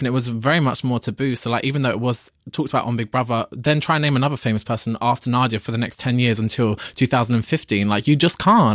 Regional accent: London, United Kingdom; I'm from London

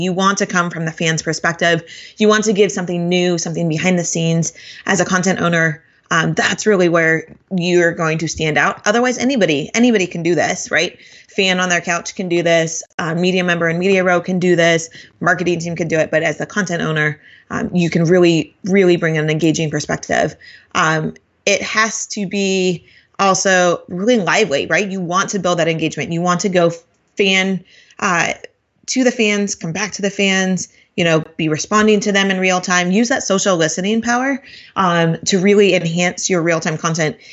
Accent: Portland, Oregon, United States; I'm from Portland

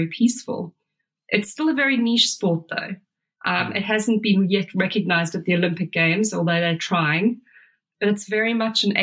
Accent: Durban, KwaZulu-Natal, South Africa; moved away; also born or lived in London; I grew up in Durban

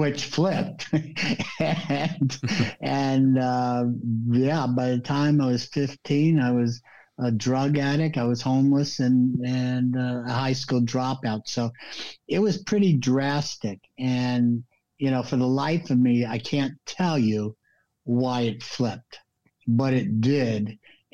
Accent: Los Angeles, California, United States; moved away as an adult; also born or lived in New York; now in Florida, United States; When I was 8 years old, we moved out to LA. And, I would say LA is my home

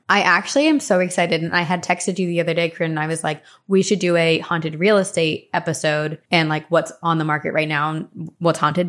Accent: New Jersey, United States; growing up in Jersey

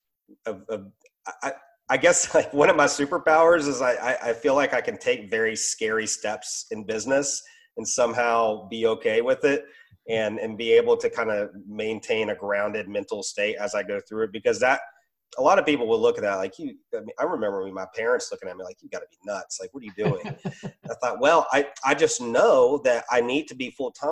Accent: Roanoke, Virginia, United States; moved away as an adult; also born or lived in Richmond, Virginia; I moved 3 hours from my business back to my hometown in Roanoke.

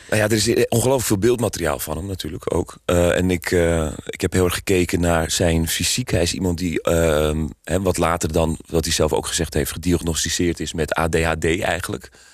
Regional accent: Amsterdam, North Holland, Netherlands; ik kom zelf uit Amsterdam, geboren en getogen.

